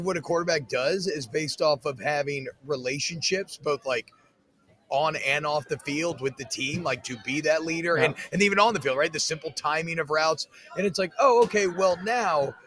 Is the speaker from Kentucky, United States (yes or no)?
no; Louisiana, United States; I'm from Louisiana